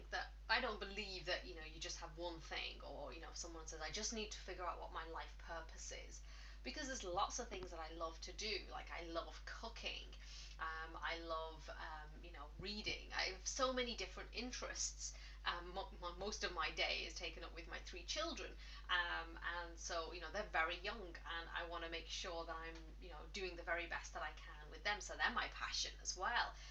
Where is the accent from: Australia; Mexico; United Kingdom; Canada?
United Kingdom; England; now in Ireland; well, I'm English, uh, but I've lived in Ireland for the last 16 years now.